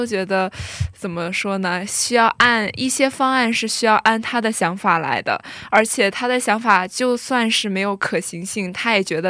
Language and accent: Chinese; Shandong, China; 我来自中国山东，然后